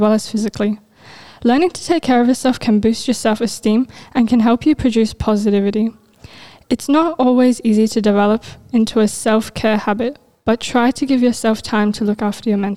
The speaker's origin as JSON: {"language": "English", "country": "Australia", "tie": "born or raised there", "said": "I was born in Australia, making my nationality Australian, and my cultural background is Afghan"}